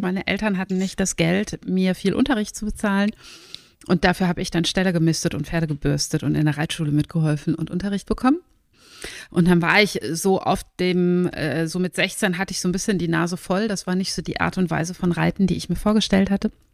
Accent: Germany; moved away as an adult; also born or lived in Northern Norway; now in Norway; ich bin Deutsche, wie ihr hört, aber habe den Lebensmittelpunkt nach Nordnorwegen verlegt, weil mein Mann hierher kommt

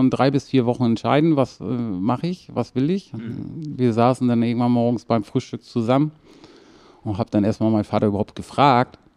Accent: Kiel, Schleswig-Holstein, Germany; Also aufgewachsen bin ich in Kiel-Mettenhof.

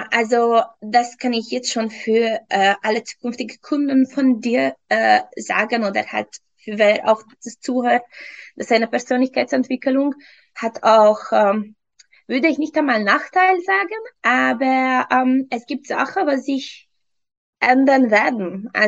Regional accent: Hungary; German is a second language; moved away as an adult; also born or lived in England; now in Vienna, Austria; Ursprünglich, ursprünglich komme ich aus Ungarn. Mittlerweile seit fünf Jahren lebe ich in Österreich, Wien.

